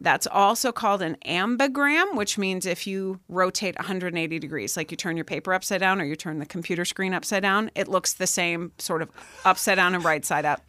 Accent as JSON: {"language": "English", "region": "Pennsylvania", "country": "United States", "moved": "as an adult", "said": "I came out here from Pennsylvania for college"}